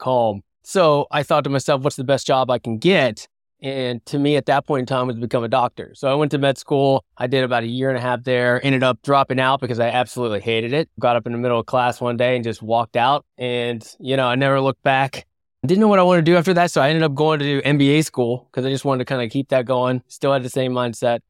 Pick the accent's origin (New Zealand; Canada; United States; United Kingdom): United States; West Virginia; now in San Diego, United States; I'm from West Virginia, live in San Diego now, but, you know, I grew up in a blue collar background